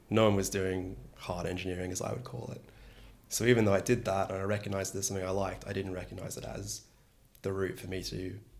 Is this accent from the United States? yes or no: no; Australia; moved away; also born or lived in Wollongong; I'm from Australia. I went to a not very well-known university, the wonderful University of Wollongong. And I did an exchange here at UC Berkeley, which is, of course, in the Bay Area.